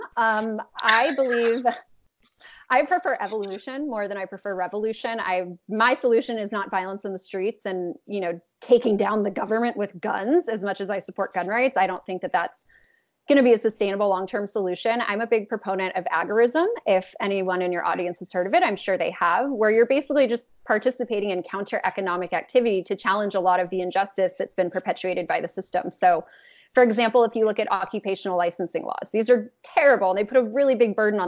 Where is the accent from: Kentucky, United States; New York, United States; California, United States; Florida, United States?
California, United States; Los Angeles; I'm from Los Angeles. I was raised just to believe that blue was good and red was bad